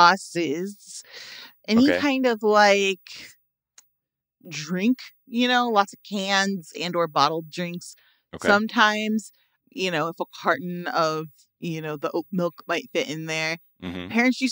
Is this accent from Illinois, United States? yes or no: yes; Chicago, Illinois, United States; I'm from Chicago. I don't even touch ketchup.